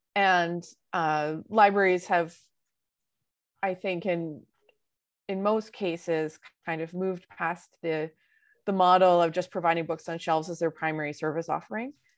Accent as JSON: {"language": "English", "town": "Vancouver", "region": "British Columbia", "country": "Canada", "tie": "born or raised there", "said": "I was born in Vancouver."}